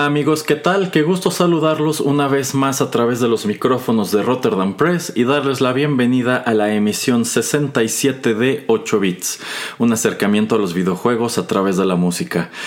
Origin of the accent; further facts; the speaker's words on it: Mexico; crecimos jugando eh, videojuegos en México en los años 90